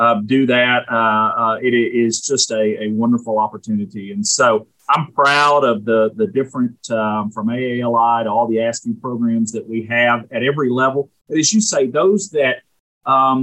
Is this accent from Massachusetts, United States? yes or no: no; Jonesboro, Arkansas, United States; also born or lived in St. Louis, Missouri; Jonesboro being my hometown